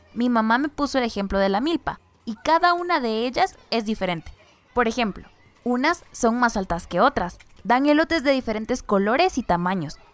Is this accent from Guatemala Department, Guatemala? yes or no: no; San Mateo Ixtatán, Huehuetenango, Guatemala; first language Chuj; Spanish is a second language; originaria de San Mateo Ixtatán, Huehuetenango. Soy mayablante chug.